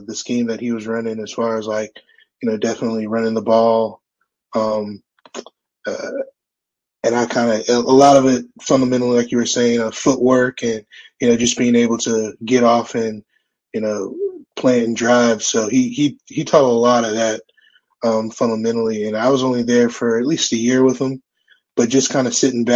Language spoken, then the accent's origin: English; Fort Walton Beach, Florida, United States; moved away as an adult; I'm from Fort Walton Beach, Florida